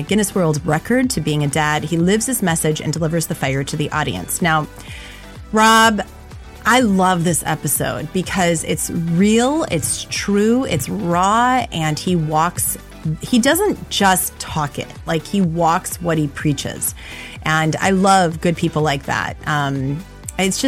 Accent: Black Earth, Wisconsin, United States; moved away; I grew up in Black Earth

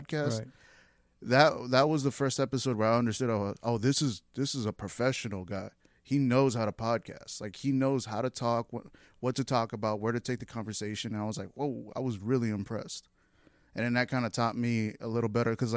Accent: Houston, Texas, United States; I grew up in Southwest

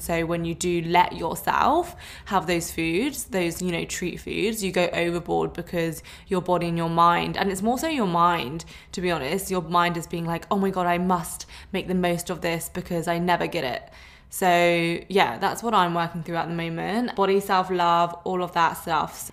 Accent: London, United Kingdom; moved away as an adult; now in Sydney, Australia; I am originally from London, but I'm living in Sydney and I've been here for two and a half years

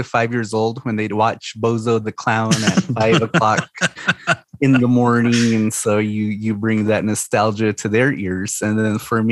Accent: Scottsdale, Arizona, United States; now in Moenkopi, United States; I'm originally from Scottsdale

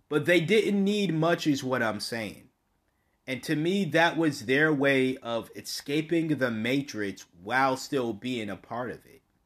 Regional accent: United States; me speaking as an American

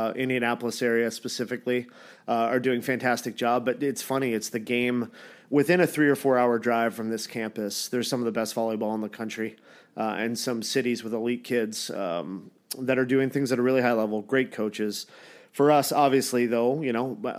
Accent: Toronto area, and London, Ontario, Canada; now in United States; I'm from Toronto land area, and London, Ontario

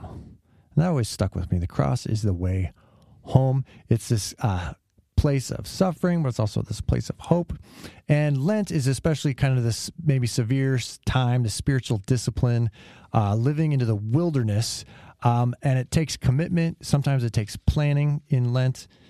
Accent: California, United States; I'm from California

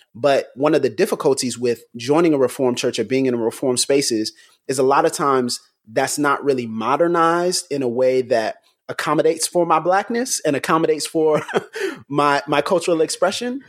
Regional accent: United States; I'm from I'm from the U.S.

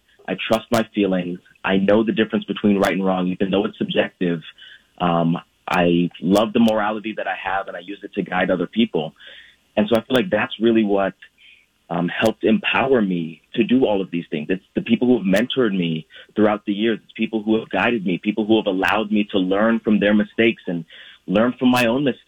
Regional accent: Guyana; also born or lived in Brazil; now in United States; my mother, my siblings, and I stayed in Guyana when my dad came to the U.S.

